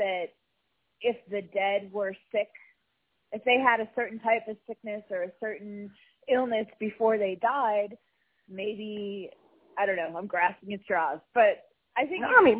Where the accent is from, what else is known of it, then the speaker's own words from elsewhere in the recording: New York, United States; now in Georgia, United States; I'm from New York originally.